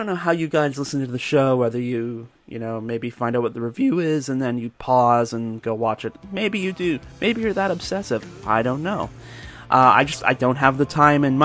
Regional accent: Georgetown, Ontario, Canada; my hometown, Georgetown, just a few kilometers down the road

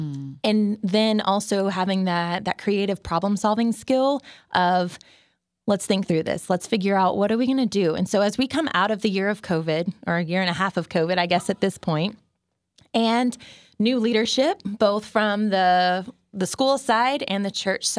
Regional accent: Garland, Texas, United States; Shout out to Dr. Bissett from Garland High School, senior English class.

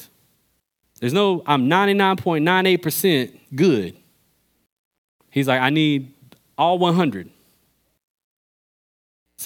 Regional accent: Pittsboro, North Carolina, United States; I'm from Pittsburgh, North Carolina

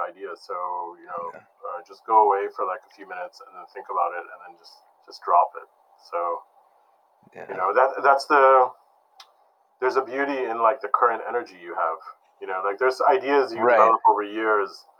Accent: Detroit, Michigan, United States; I grew up in Detroit

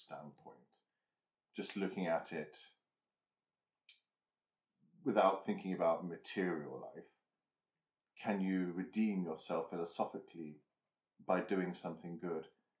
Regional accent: Lincolnshire, East Midlands, United Kingdom; near where I grew up in Lincolnshire

